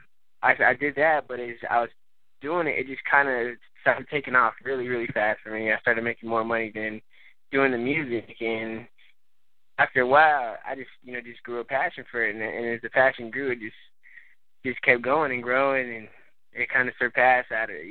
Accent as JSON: {"language": "English", "region": "Texas", "country": "United States", "tie": "born or raised there", "also_born_or_lived": "San Fernando Valley, California", "said": "I'm originally from California, San Fernando Valley area. We moved out here when I was pretty young, pretty much was raised out here in Texas."}